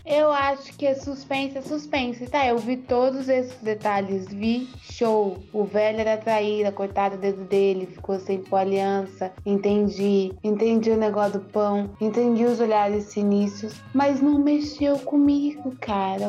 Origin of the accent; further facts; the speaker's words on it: Brazil; eu sou brasileira